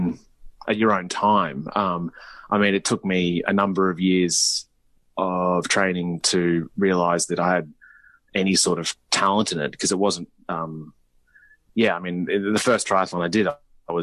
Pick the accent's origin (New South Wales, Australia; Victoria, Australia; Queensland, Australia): Queensland, Australia; Brisbane; now in Mooloolaba, Australia; I grew up in Brisbane, about an hour south of where we're at now